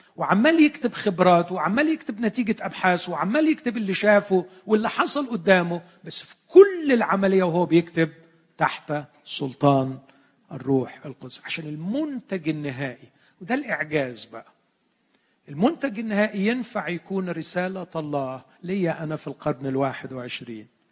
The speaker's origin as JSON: {"language": "Arabic", "country": "Egypt", "said": "عندنا في مصر"}